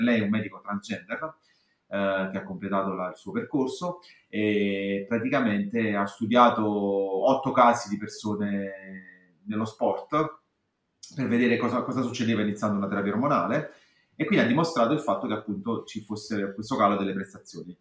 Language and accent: Italian; Naples, Campania, Italy; io sono a Napoli, sono napoletana, vi parlo che negli anni 80 ero adolescente